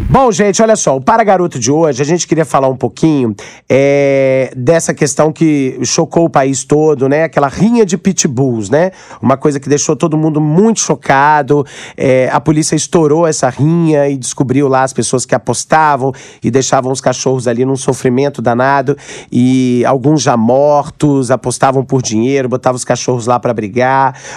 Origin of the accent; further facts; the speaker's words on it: Aracruz, Espírito Santo, Brazil; Eu sei que é uma coisa cultural, eu sou do interior, sou de Aracruz, e lá tinha muito esse negócio de rinha de galo